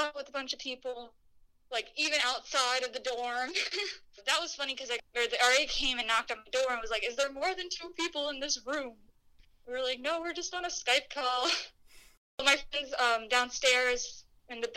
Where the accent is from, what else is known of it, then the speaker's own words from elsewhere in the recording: Haymarket, Virginia, United States; now in Milwaukee, United States; I am from Haymarket, Virginia